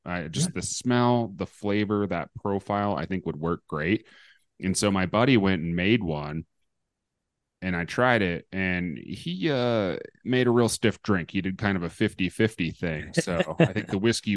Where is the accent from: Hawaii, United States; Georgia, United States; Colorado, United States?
Colorado, United States; Denver; I'm from Denver.